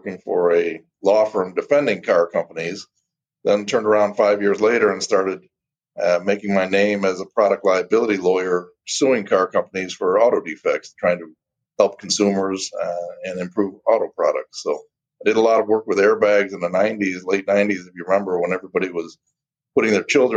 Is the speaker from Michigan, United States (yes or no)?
yes; Detroit, Michigan, United States; I'm born and raised in Detroit, Michigan. Spent my whole life in the Detroit area